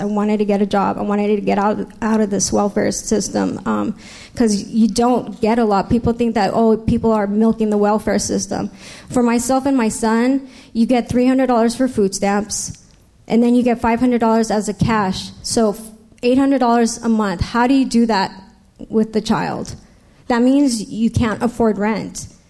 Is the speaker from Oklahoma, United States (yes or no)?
no; San Diego, California, United States; also born or lived in Los Angeles / New York; I was raised right here in San Diego.